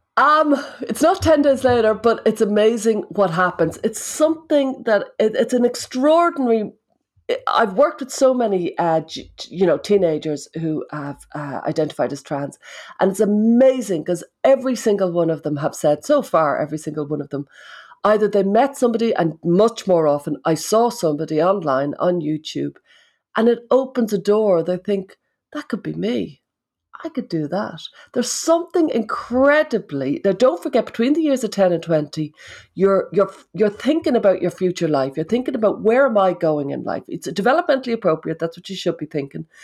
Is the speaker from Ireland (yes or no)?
yes; Ireland